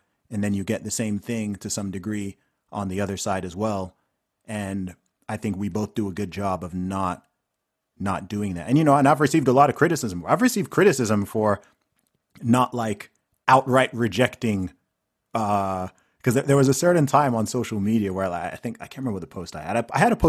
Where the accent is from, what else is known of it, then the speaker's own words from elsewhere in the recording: Saudi Arabia; I grew up in Saudi Arabia with, you know, people from Texas and whatever.